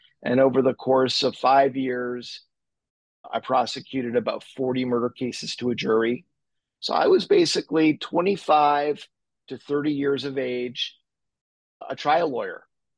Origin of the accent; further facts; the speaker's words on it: Montreal, Quebec, Canada; I'm an attorney, born and raised in Montreal. I went to law school in LA.